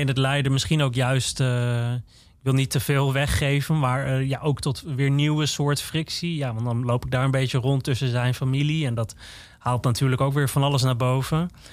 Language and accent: Dutch; Netherlands; ik ben een Nederlandse jongen. Ik woon in dit land.